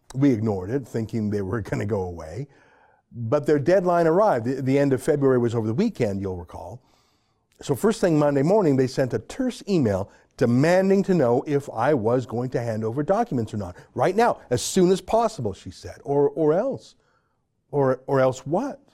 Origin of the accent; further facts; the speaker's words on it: Canada; also born or lived in Toronto; a Canadian